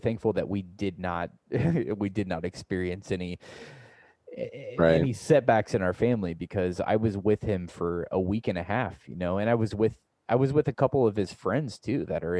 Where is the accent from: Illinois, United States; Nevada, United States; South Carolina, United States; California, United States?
Illinois, United States; Central; also born or lived in Omaha, Nebraska; now in St. Louis, United States; my hometown in Illinois, Central Illinois.